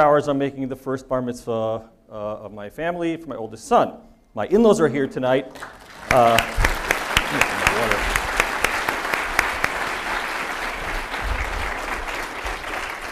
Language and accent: English; the New York area, United States; I grew up in the New York area.